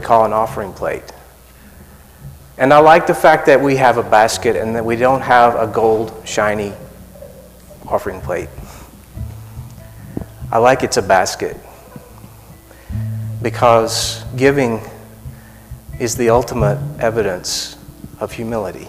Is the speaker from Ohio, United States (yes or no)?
no; South Arkansas, United States; I'm from South Arkansas, so I say Falcon.